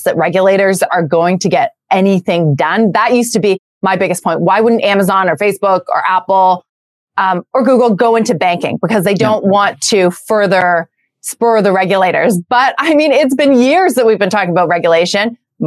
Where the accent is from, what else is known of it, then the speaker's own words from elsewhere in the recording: Canada; moved away as an adult; now in United States; I'm Canadian. I've been living in the US for for about 6 years now.